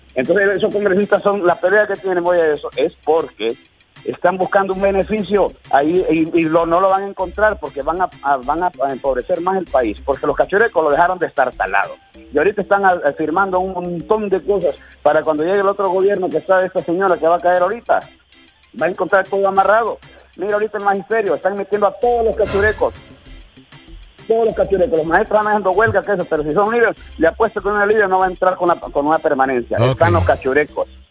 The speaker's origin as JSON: {"language": "Spanish", "town": "Puerto Cortés", "region": "Cortés", "country": "Honduras", "said": "yo soy porteño 100%"}